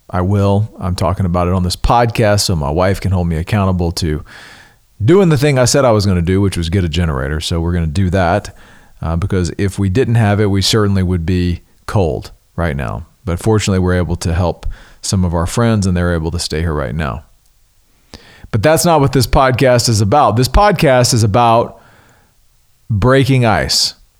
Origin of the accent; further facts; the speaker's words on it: the South, United States; growing up in the South